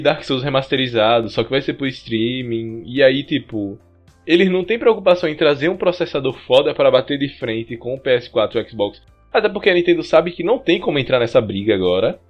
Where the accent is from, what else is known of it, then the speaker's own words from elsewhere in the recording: Brazil; a gente é brasileiro